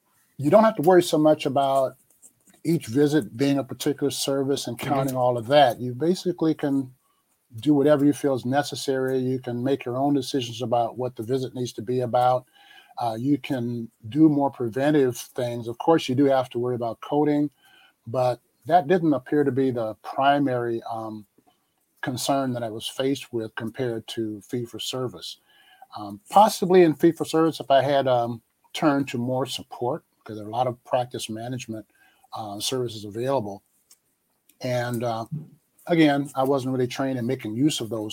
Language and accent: English; Chicago, Illinois, United States; I grew up in Chicago and was able to go to medical school at Northwestern